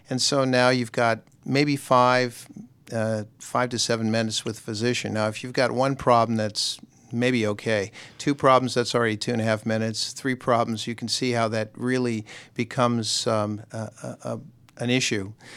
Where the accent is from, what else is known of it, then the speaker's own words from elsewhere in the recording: Southern California, United States; moved away as an adult; also born or lived in Nashville, Tennessee / Newport News, Virginia; now in Alpharetta, United States; I grew up in Southern California